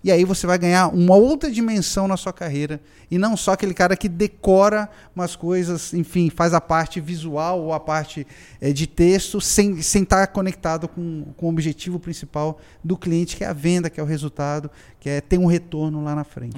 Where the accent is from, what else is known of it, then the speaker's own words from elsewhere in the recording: Brazil; eu sou um caricaturista brasileiro